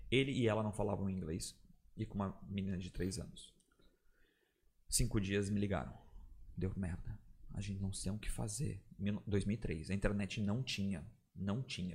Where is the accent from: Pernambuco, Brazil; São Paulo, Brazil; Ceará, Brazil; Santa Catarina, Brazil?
Santa Catarina, Brazil; Blumenau; sou de Blumenau